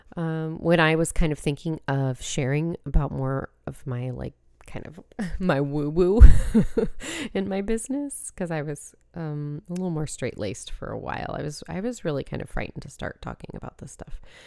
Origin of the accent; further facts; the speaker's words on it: San Diego, California, United States; I grew up in San Diego